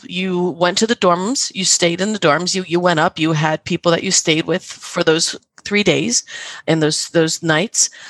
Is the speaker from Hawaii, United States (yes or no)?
no; New Jersey, United States; I'm from New Jersey.